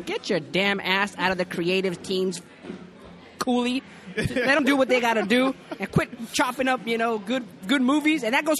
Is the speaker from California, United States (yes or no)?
yes; California, United States; moved away as an adult; also born or lived in Arizona; now in New York, United States; But my family moved to California just months after my birth, and was raised in California and moved out to New York shortly after, you know, September 9/11, rest in peace. And I came out here close to 15 years ago.